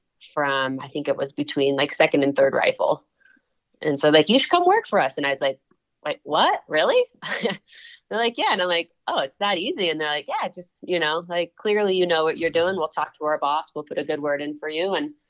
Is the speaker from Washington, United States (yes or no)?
yes; Washington, United States; So I grew up in Washington State and came out here quite a bit with my dad in the spring